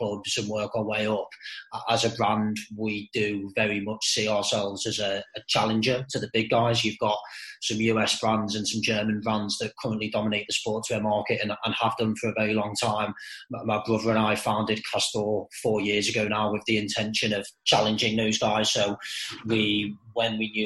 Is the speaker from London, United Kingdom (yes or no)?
no; Merseyside, North West England, United Kingdom; born and bred on Merseyside